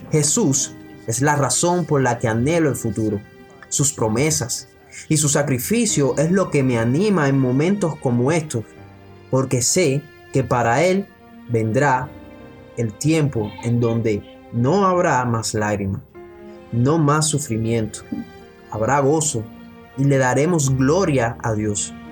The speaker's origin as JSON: {"language": "Spanish", "town": "Lviv", "region": "Lviv Oblast", "country": "Ukraine", "tie": "born or raised there", "also_born_or_lived": "Poland", "second_language": "Spanish", "moved": "yes", "said": "Cuando me encontré con una iglesia evangélica grande en mi ciudad natal, en Leópolis, Ucrania y conocí a unos creyentes de ahí que compartieron el Evangelio conmigo. Me mudé hace 12 años, como les digo."}